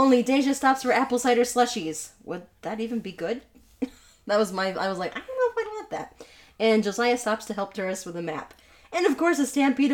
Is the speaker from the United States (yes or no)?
yes; Pacific Northwest, United States; we're from Pacific Northwest